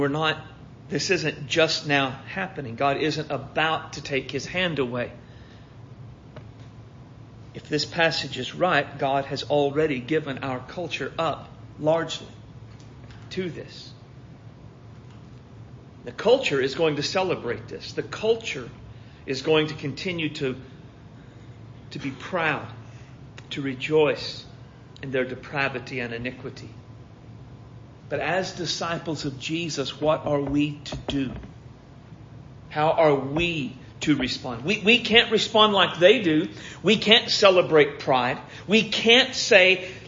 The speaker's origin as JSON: {"language": "English", "country": "United States", "said": "We, as conservative, evangelical, American Christians"}